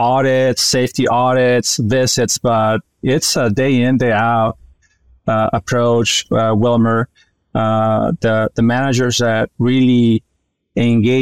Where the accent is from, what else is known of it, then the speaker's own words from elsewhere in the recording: Sonora, Mexico; moved away as an adult; also born or lived in Illinois, United States; my background goes back to my home state of Sonora, Northwest Mexico, where I pursued my undergraduate degree